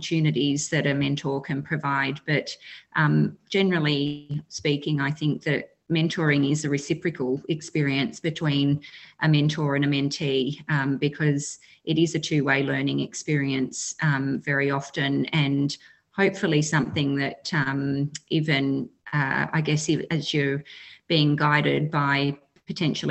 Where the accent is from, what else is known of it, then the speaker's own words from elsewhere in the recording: Western Victoria, Australia; I'm a Wotjobaluk woman from Western Victoria in Australia